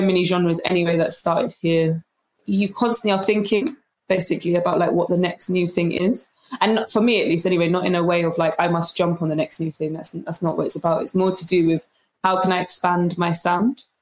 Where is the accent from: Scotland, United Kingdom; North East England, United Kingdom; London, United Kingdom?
London, United Kingdom; it's really a blessing to have been born here